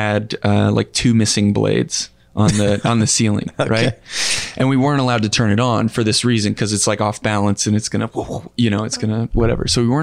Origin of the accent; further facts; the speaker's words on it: Northwest Florida, United States; also born or lived in Pensacola, Florida / Niceville, Florida; Grew up in Northwest Florida. So in the panhandle of Florida